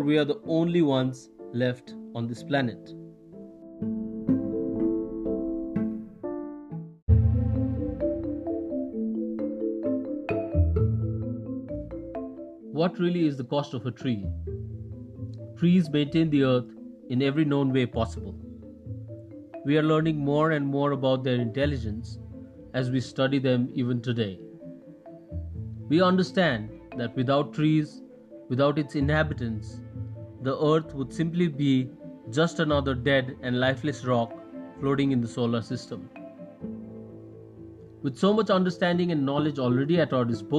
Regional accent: Gangtok, Sikkim, India; I'm a poet from Gangtok, India.

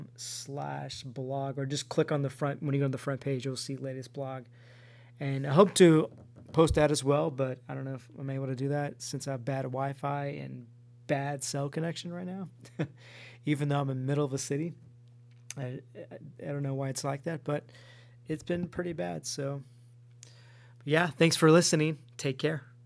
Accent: Stockton, California, United States; now in Anaheim area, United States; I go back home into my hometown in Stockton

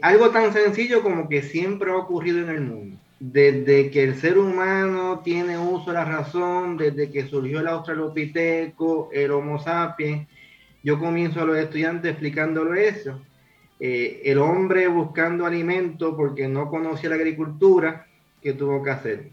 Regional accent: Puerto Rico

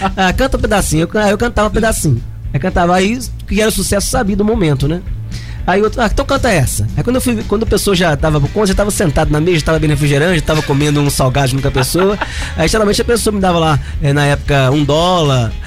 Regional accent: Caratinga, Minas Gerais, Brazil; now in Ubá, Brazil; Sou caratinguense

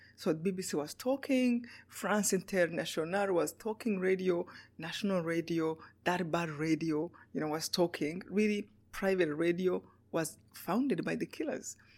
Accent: Rwanda; moved away; Yeah, I was born in Rwanda. In um, Rwanda is a small country in Africa, right in the middle of Africa.

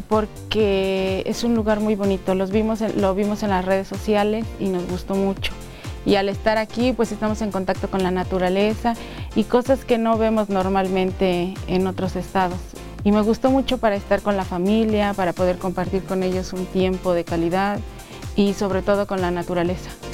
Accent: Guanajuato, Mexico; Nosotros somos de Guanajuato, del estado de Guanajuato

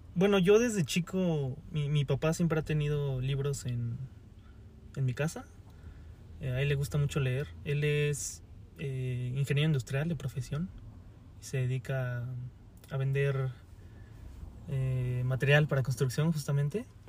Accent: Pachuca, Hidalgo, Mexico; moved away as an adult; also born or lived in Mexico City; me tuve que regresar a, Pachuca, que es eh, de donde yo soy, de Pachuca Hidalgo

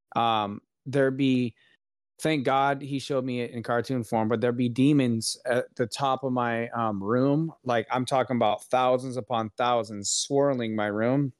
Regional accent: Florida, United States; we are both from Florida.

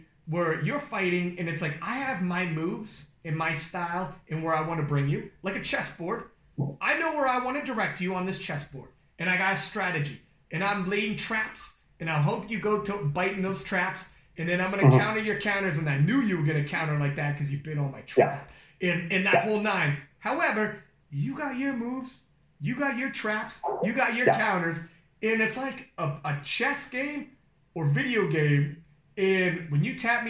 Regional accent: Canada; I'm from Canada.

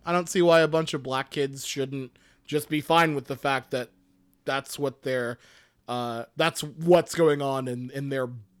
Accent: Fort Hood, Texas, United States; born there; I was born in Fort Hood, Texas. I was born in Fort Hood, Texas. I was born in a military base named for a Confederate general.

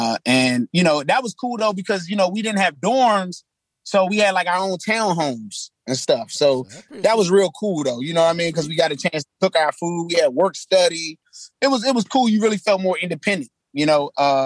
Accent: Washington, District of Columbia, United States; We never had a stable place. So I lived all over. I've lived in every quadrant of the city. And I've lived in a whole bunch of different areas in each quadrant.

